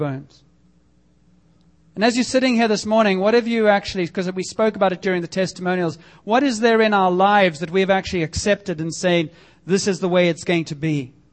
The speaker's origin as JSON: {"language": "English", "country": "South Africa", "tie": "born or raised there", "moved": "as an adult", "lives_now": "Canada", "said": "growing up in South Africa, and I can tell you for 20 years that I was there"}